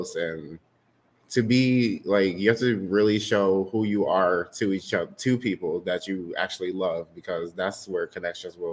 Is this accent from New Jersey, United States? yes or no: no; Lansing, Michigan, United States; also born or lived in Detroit, Michigan; I was born in Detroit, Michigan, and I was adopted here in Lansing, Michigan when I was about 8 years old